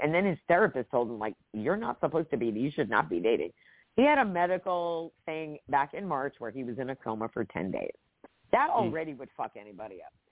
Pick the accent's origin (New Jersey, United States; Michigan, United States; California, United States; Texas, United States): New Jersey, United States; moved away as an adult; also born or lived in Georgia; I grew up in Jersey